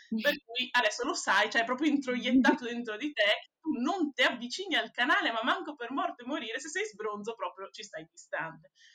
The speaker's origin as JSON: {"language": "Italian", "town": "Venice", "region": "Veneto", "country": "Italy", "said": "da veneziana"}